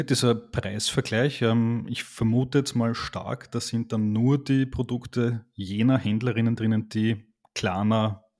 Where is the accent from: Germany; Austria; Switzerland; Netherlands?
Austria; als Österreicher bin ich natürlich Team Red Bull Cola